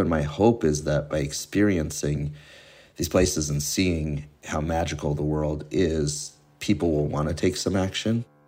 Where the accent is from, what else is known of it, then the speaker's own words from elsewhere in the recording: Keene, New Hampshire, United States; now in Halifax, United States; I grew up about 40 minutes east of here in Keene, New Hampshire